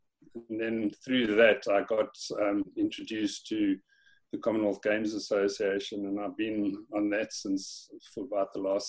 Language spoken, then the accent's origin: English; Pretoria, Gauteng, South Africa; moved away as an adult; also born or lived in Stellenbosch, South Africa; now in Isle of Man; I grew up in Pretoria in South Africa, where I went to school.